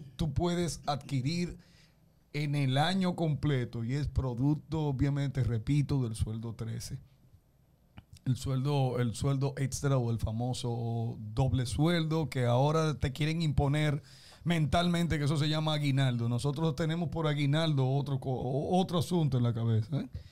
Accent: Dominican Republic; nosotros estamos como caribeños, y estoy hablando como dominicanos

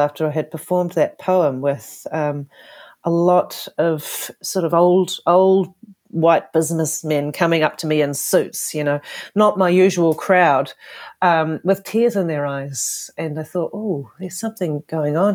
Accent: Whakatane, Bay of Plenty, New Zealand; also born or lived in Canada; I was born in Whakatane, New Zealand, and spent most, all of my younger life in New Zealand

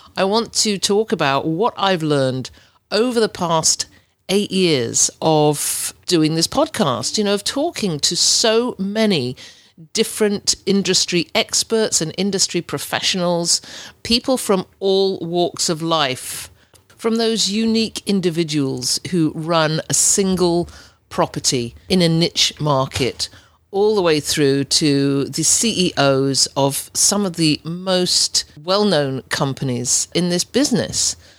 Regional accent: England, United Kingdom; accent: English; moved away as an adult; also born or lived in Ontario, Canada; As you can tell by my accent, I'm, I'm English. I was born and brought up in England until two thousand and three, when I moved to, to Ontario

